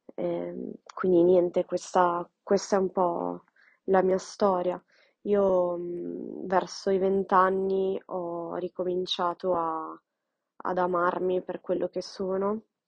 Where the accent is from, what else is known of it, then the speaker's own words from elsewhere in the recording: Milan, Lombardy, Italy; sono nata e cresciuta a Milano, in Italia